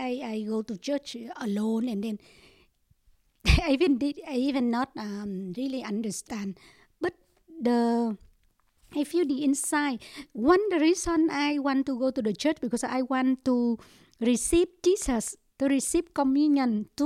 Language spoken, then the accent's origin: English; Ho Chi Minh City, Vietnam; English is a second language; moved away; We are come from Saigon. Yeah, Saigon. My parents is come from Saigon, and I born from Saigon also.